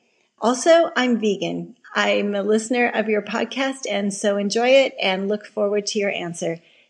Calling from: Tucson, Arizona, United States; I'm calling from Tucson, Arizona.

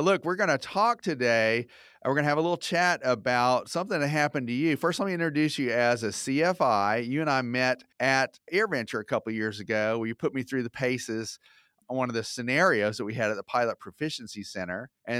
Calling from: Maryland, United States; I'm calling you from Maryland, where it's snowing.

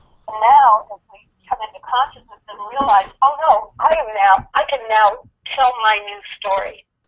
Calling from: California, United States; I'm in California. I'm in Orange County, California, right near the Pacific Ocean.

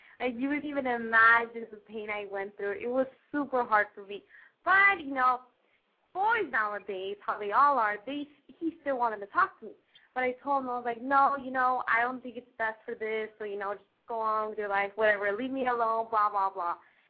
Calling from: Long Beach, California, United States; I'm 17. I'm calling from Long Beach, California.

